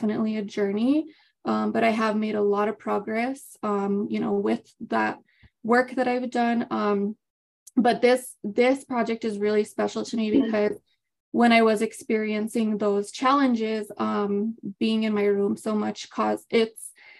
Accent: Las Vegas, New Mexico, United States; now in Albuquerque, United States; I was born and raised in Las Vegas, New Mexico, but I currently reside in Albuquerque, New Mexico.

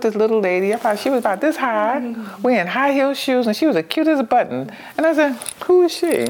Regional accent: New York, United States; moved away; I'm from New York.

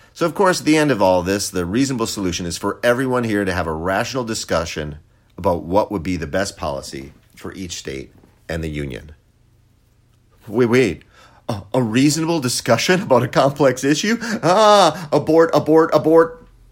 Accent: Poland; moved away; Poland is amazing. It's my home country

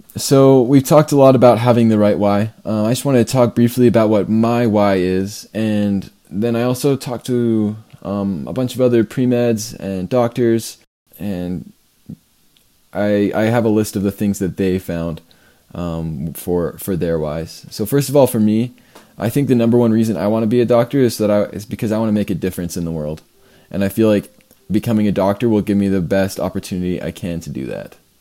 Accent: Canada; I'm from Canada

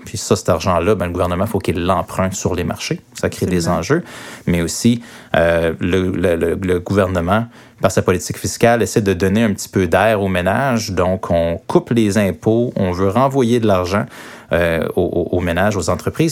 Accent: Quebec, Canada; chez nous, au Québec

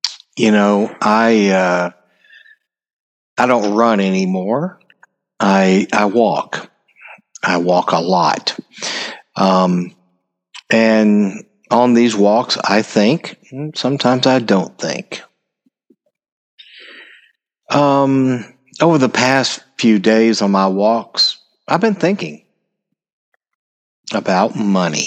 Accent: United States; I'm an American

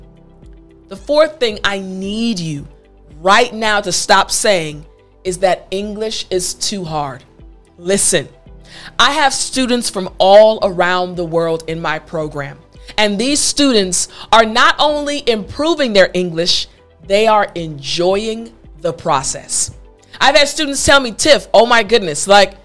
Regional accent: United States; also born or lived in South Korea; in America, there are so many different cultures

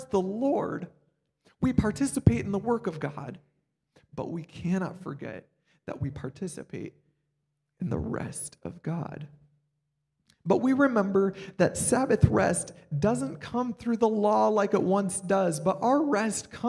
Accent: Iowa, United States; moved away as an adult; also born or lived in Kansas; now in Illinois, United States; I grew up in the Midwest. I grew up in Iowa.

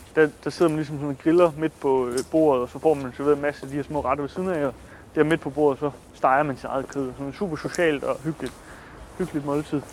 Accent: Denmark; være hjemme i Danmark og holde fast i sine egne traditioner

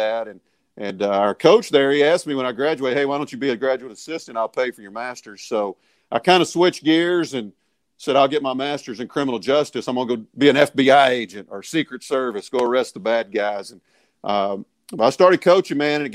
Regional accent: Meridian, Mississippi, United States; I grew up in Meridian, Mississippi, but we moved to the country

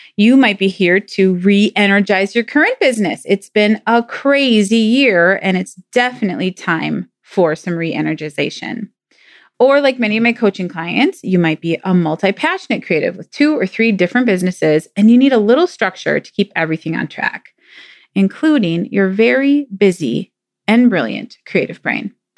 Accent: Minnesota, United States; I'm from Minnesota, land of ten thousand lakes. there are a lot of lakes here

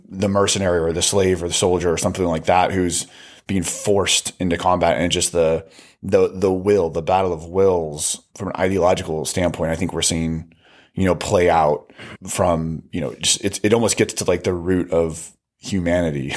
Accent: United States; being an American

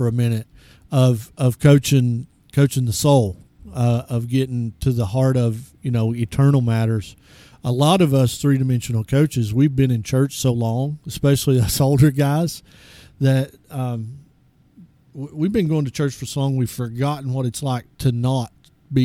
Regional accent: East Tennessee, United States; When I was growing up in East Tennessee, everybody had a church

